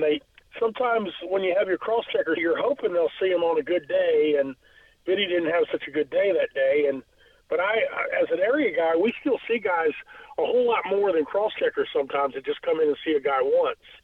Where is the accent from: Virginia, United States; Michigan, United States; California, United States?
Virginia, United States; Norfolk; being living over here on Magnolia Avenue, growing up in Ghent